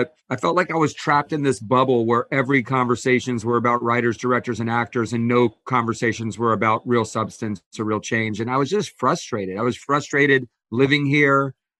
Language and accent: English; Atlanta, Georgia, United States; now in Los Angeles, United States; Yeah, I came out from Atlanta right after college